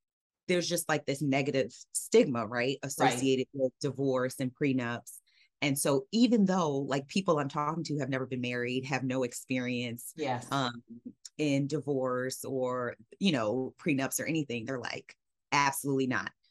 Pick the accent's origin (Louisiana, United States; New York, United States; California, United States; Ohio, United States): New York, United States; New York City; moved away as an adult; I am originally from New York City. I was born and raised there.